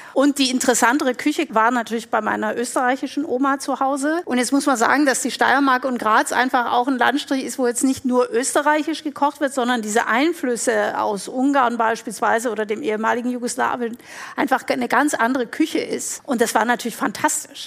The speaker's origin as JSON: {"language": "German", "town": "Stuttgart", "region": "Baden-Württemberg", "country": "Germany", "tie": "born or raised there", "said": "Aufgewachsen bin ich in Stuttgart"}